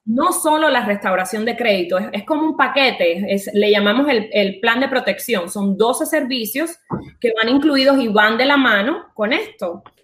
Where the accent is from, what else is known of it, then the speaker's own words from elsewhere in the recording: Cuba; moved away as an adult; also born or lived in France; now in Miami, United States; nací en Cuba, me fui de Cuba cuando tenía 20 años, viví en Francia, eh, de Francia me vine a Miami, llevo 15 años viviendo en Miami